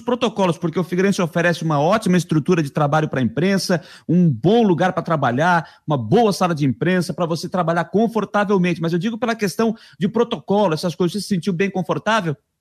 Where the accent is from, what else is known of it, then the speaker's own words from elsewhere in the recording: Criciúma, Santa Catarina, Brazil; now in Florianópolis, Brazil; Sou aqui de Criciúma e moro em Florianópolis